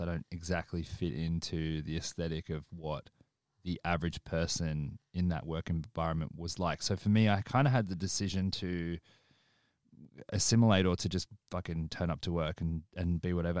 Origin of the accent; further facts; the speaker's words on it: Australia; moved away as an adult; now in United Kingdom; our experience predominantly being in Australia